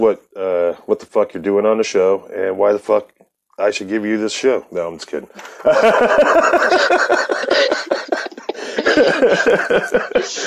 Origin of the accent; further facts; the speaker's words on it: Akron, Ohio, United States; moved away; the Northeast corner near Akron where I'm from